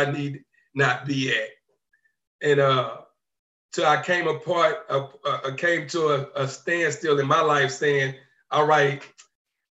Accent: Beaumont, Texas, United States; also born or lived in Atlantic City, New Jersey; I'm from Beaumont, Texas. Well, I was raised in Beaumont, Texas. I moved to Beaumont, Texas when I was like 4 years old, but I was born in Atlantic City, New Jersey.

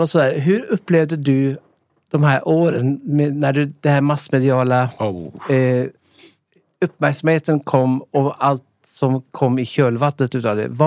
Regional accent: Norway; now in Sweden; Jag kom från Norge.

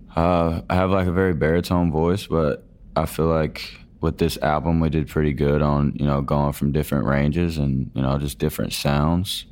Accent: Georgia, United States; I grew up in Georgia on a dairy farm.

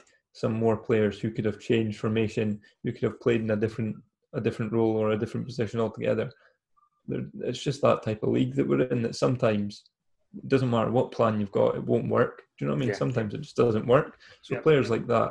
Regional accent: Elgin, Scotland, United Kingdom; moved away; I'm obviously from Elgin originally before I moved here.

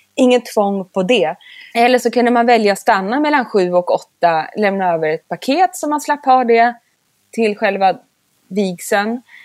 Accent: Sundsvall, Västernorrland County, Sweden; moved away; also born or lived in London; jag älskar Norrland och är ju från Sundsvall.

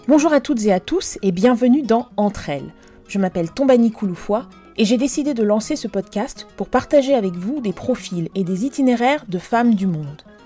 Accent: Côte d’Ivoire; moved away; j'ai grandi en Côte d'Ivoire

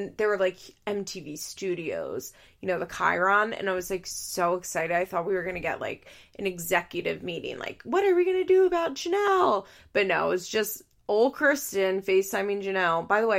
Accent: California, United States; accent: Valley Girl; apparently the reason people think that I have blonde hair is because of my Valley Girl accent, which I think is funny.

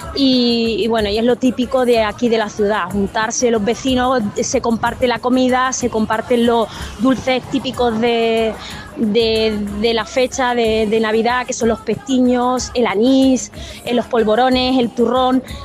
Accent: Jerez de la Frontera, Andalusia, Spain; lo he vivido desde muy pequeña en mi, en mi barrio, en mi pueblo

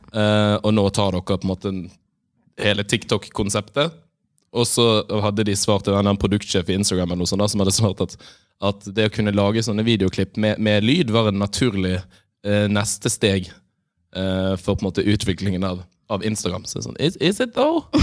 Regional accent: Bergen, Vestland, Norway; now in Oslo, Norway; har vært hjemme i Bergen

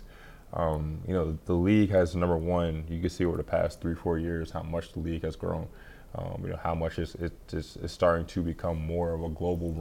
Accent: Sicklerville, New Jersey, United States; moved away as an adult; now in Moscow, Russia; my hometown of Sicklerville

